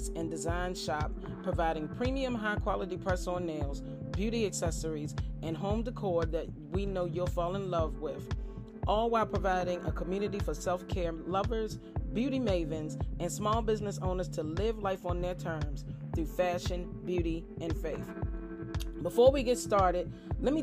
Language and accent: English; Farmville, Virginia, United States; my hometown of Farmville, VA